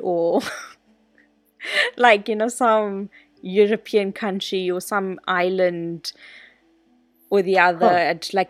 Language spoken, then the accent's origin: English; South Africa; I identify like fully as South African, but I'm trying to embrace my Indian side as I get older.